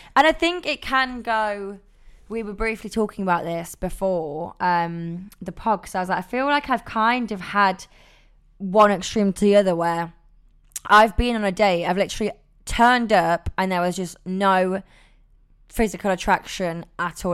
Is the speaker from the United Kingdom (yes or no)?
yes; Nottingham, East Midlands, United Kingdom; now in London, United Kingdom; I'm from Nottingham living in London